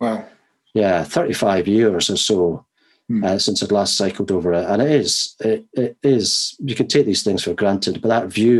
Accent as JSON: {"language": "English", "town": "Edinburgh", "region": "Scotland", "country": "United Kingdom", "moved": "yes", "lives_now": "Kent, United Kingdom", "said": "I'm from Edinburgh and lived so many years in Edinburgh"}